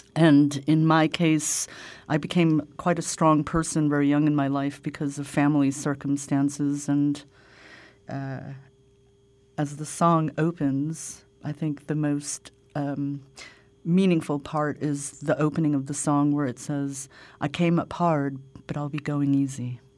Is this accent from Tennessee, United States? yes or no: no; New York, United States; now in Zurich, Switzerland; me growing up in New York